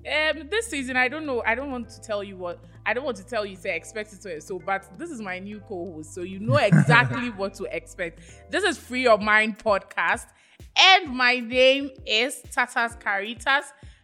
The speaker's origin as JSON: {"language": "English", "town": "Jamestown", "region": "Greater Accra", "country": "Ghana", "said": "Oh, yes, I'm from Jamestown."}